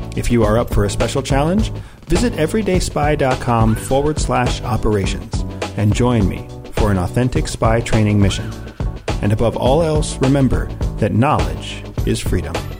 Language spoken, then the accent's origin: English; St. Petersburg, Florida, United States; my hometown of Saint Petersburg, Florida.